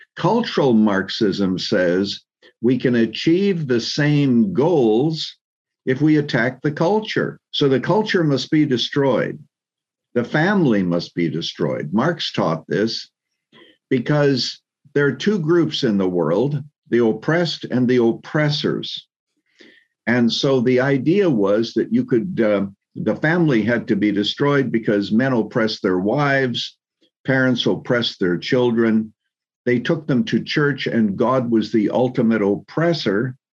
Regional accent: Canada; moved away as an adult; also born or lived in Chicago, United States; now in United States; actually born and raised in Canada

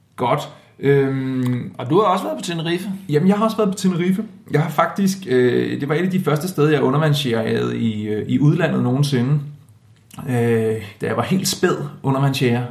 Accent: Denmark; som dansker

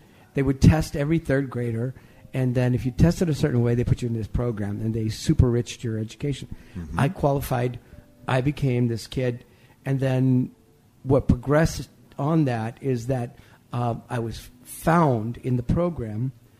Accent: Texas, United States; born there; But 1955, I was born in South Texas. The sign came out that said, no dogs, no Negroes, no Mexicans.

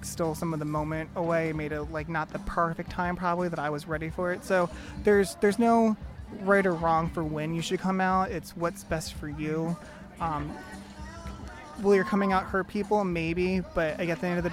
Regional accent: Pennsauken, New Jersey, United States; now in Bloomington, United States; originally from Pensacola, New Jersey, which is just across the river from Philadelphia

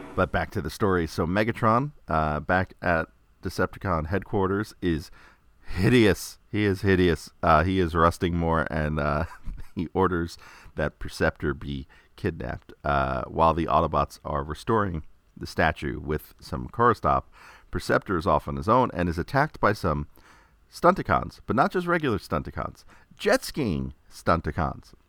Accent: New York, United States; growing up in New York

